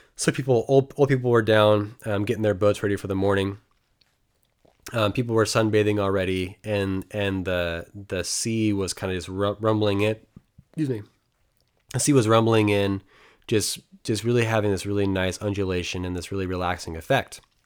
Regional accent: United States; me being American

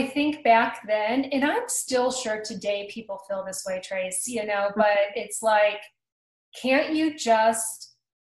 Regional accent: United States; growing up in Pennsylvania, Cleveland, Ohio area, you know, around that we're kind of hard-headed people

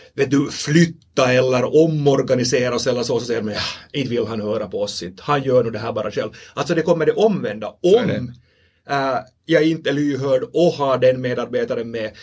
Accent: Finland; accent: Finland Swedish; vi talar den här varianten av, av svenska som vi, som vi talar här i, vi här i Finland

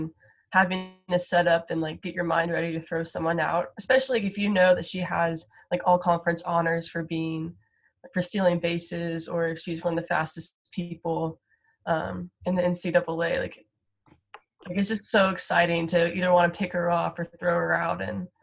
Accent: Frisco, Texas, United States; I grew up in Frisco

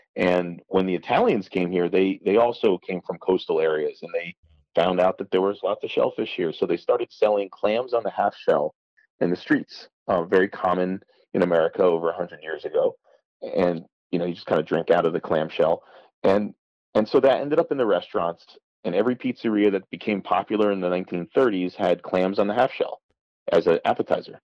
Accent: New Haven, Connecticut, United States; we grew up in New Haven

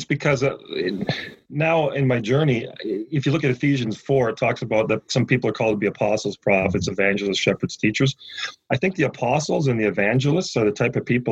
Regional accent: Toronto, Ontario, Canada; I'm from Scarborough

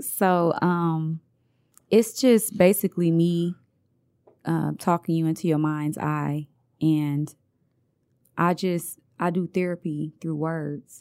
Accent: Detroit, Michigan, United States; also born or lived in Montgomery, Alabama; I grew up on Santa Barbara Street. My family still own two houses over there

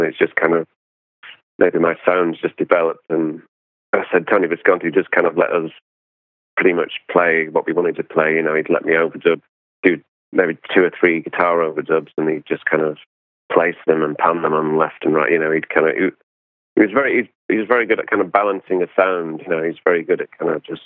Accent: England, United Kingdom; being English

